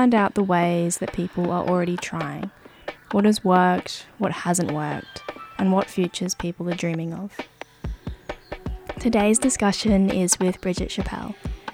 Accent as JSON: {"language": "English", "town": "Brisbane", "region": "Queensland", "country": "Australia", "tie": "born or raised there", "moved": "as an adult", "lives_now": "Melbourne, Australia", "said": "I grew up in Sherwood, Brisbane, on Yuggera country, and I've lived and worked the majority of my life on Yuggera and Turrbal country"}